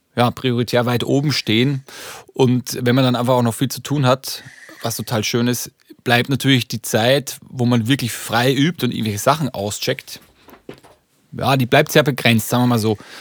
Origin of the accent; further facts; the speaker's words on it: Upper Austria, Austria; now in Hamburg, Germany; vor allem in Oberösterreich, aus dem Bundesland, wo ich herkomme